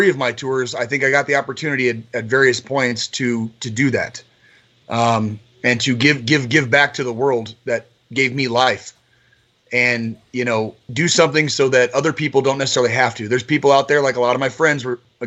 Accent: Tucson, Arizona, United States; I grew up in Tucson, Arizona

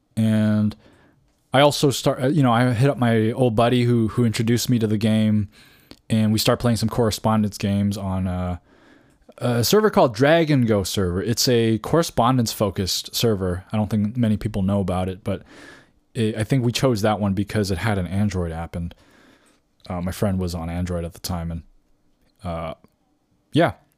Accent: Canada; moved away as an adult; now in California, United States; I moved from Canada, is where I grew up, uh, t, uh, and moved to California.

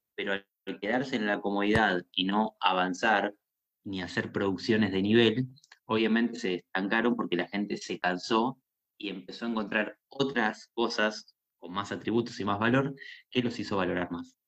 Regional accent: Argentina; tenemos los argentinos

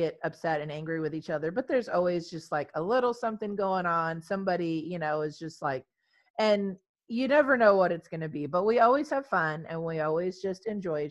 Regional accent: Texas, United States; in Texas, which is where we're from

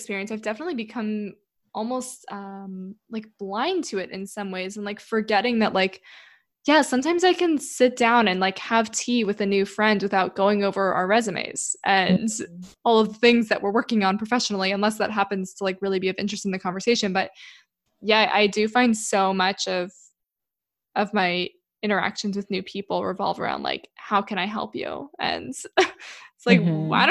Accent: Maryland, United States; I grew up in Maryland in just like this random suburb

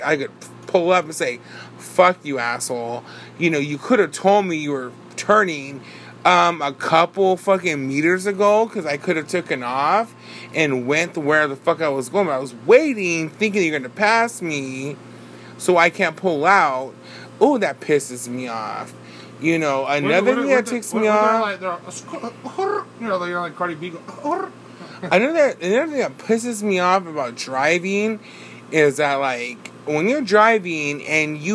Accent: Bakersfield, California, United States; We're from Bakersfield

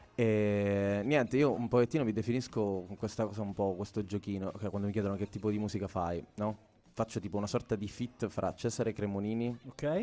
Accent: Palermo, Sicily, Italy; moved away as an adult; now in Milan, Italy; sono di Palermo, sono siciliano e mi sono trasferito a Milano da due annetti

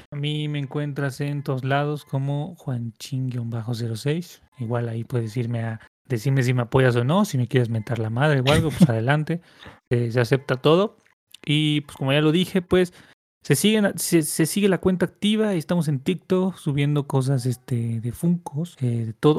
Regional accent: Mexico; somos mexicanos

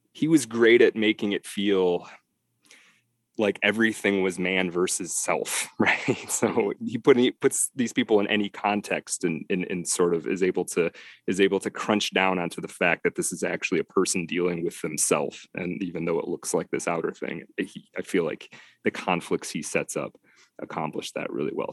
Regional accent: Detroit, Michigan, United States; moved away as an adult; also born or lived in Texas / Idaho / Colorado / upstate New York; I am from Detroit originally, yeah, and, and, and back in the Detroit area as well

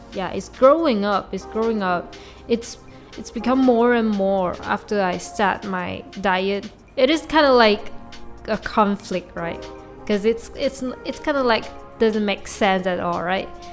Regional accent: Malaysia; first language Mandarin; English is a second language; my mother language is definitely Mandarin because I'm a Chinese from Malaysia

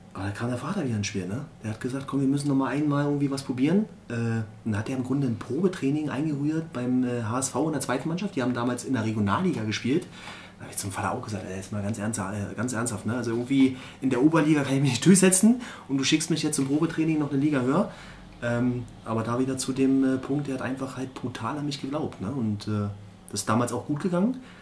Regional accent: Berlin, Germany; moved away as an adult; also born or lived in Hamburg; now in Erzgebirge, Germany; Ich bin mhm. Äh, gebürtiger Berliner

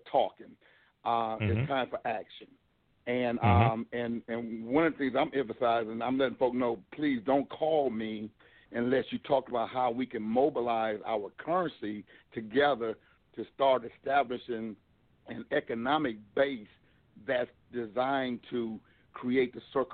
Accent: Milwaukee, Wisconsin, United States; now in North Carolina, United States; I was born and raised in Milwaukee, Wisconsin

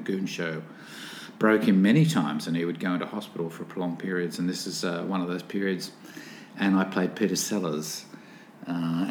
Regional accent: Newcastle, New South Wales, Australia; I was born here in Newcastle, in New South Wales.

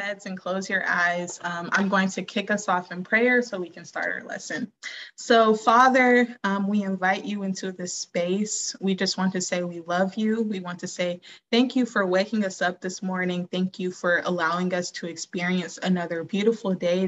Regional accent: Georgia, United States; I'm from Georgia. I'm from the South.

